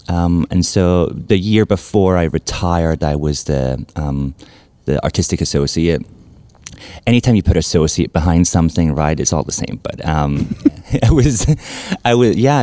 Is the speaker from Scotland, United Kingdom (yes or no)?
yes; Glasgow, Scotland, United Kingdom; moved away as an adult; also born or lived in New York; now in Memphis, United States; I'm originally from Glasgow in Scotland.